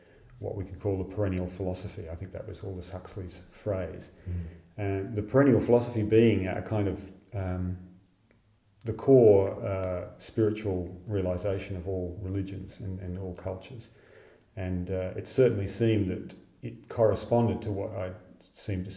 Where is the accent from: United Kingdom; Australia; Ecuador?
Australia; Fremantle, Western Australia; my hometown of Fremantle